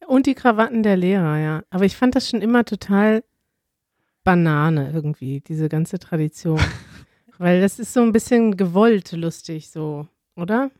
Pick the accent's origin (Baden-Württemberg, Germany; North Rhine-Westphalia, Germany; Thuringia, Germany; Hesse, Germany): North Rhine-Westphalia, Germany; Wir kommen alle drei aus NRW, aus Nordrhein-Westfalen